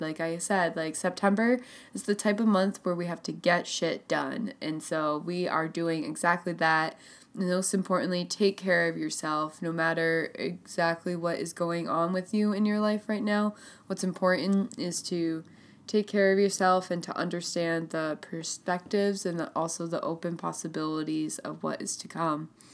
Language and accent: English; Burlington, Vermont, United States; born or raised there